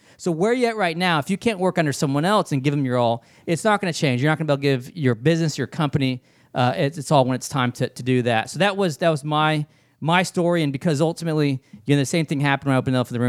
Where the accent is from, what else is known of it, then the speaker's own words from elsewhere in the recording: San Diego, California, United States; moved away; also born or lived in Louisville, Kentucky; I found myself born and raised in San Diego, California